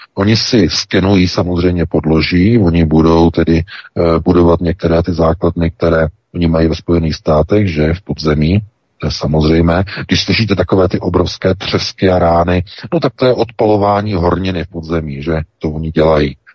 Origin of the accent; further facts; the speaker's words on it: Czechia; my jsme přece hlavně Češi